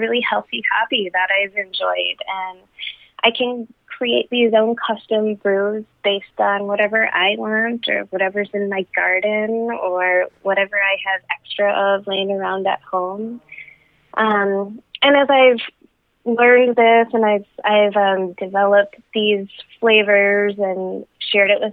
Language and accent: English; Wisconsin, United States; Being born and raised in Wisconsin, I have a job I love in southern Wisconsin in higher ed